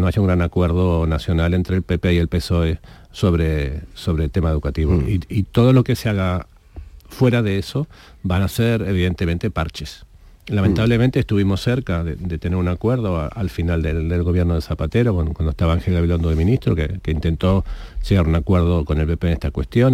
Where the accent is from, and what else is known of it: Spain